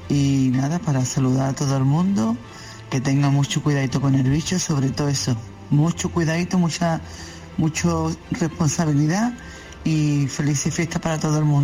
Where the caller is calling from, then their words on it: Seville, Andalusia, Spain; llamo desde Sevilla